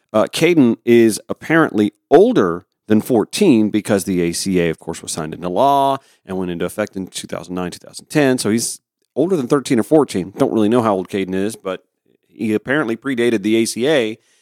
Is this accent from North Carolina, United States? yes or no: no; Harlem, Georgia, United States; When I was a little boy, putting together community newsletters back in my hometown. When I was editor of the high school newspaper back at Harlem High School